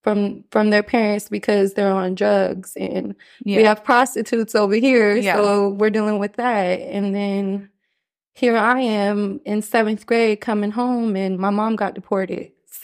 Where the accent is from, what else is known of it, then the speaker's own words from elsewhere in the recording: United States; it was really hard growing up in the States with a mother that's not from this country.